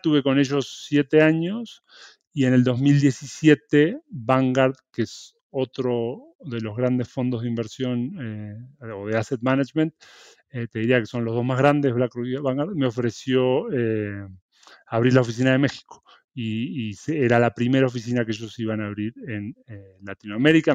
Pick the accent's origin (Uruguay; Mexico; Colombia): Uruguay; moved away; Yo, bueno, soy uruguayo, nací en Uruguay, me crié ahí, estudié ahí.